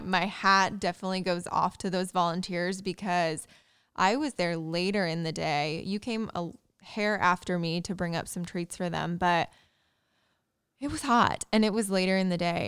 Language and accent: English; Indiana, United States; moved away; my hometown Indiana